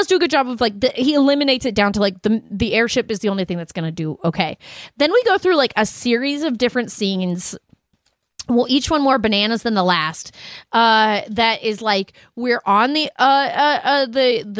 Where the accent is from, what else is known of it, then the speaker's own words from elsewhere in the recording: Denver, Colorado, United States; growing up in Denver